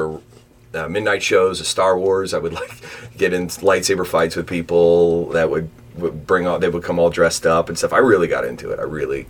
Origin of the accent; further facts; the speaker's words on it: Newport, Kentucky, United States; Yeah, I grew up in Newport, and then I went to UK, then back to NKU...